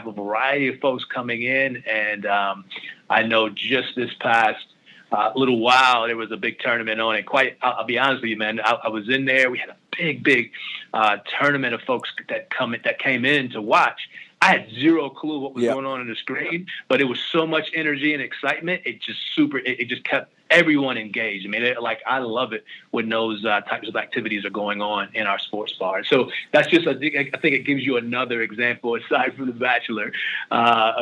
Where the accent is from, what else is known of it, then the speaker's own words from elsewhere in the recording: Canton, Ohio, United States; I'm from Ohio. I'm a kid from Canton, Ohio, Northeast Ohio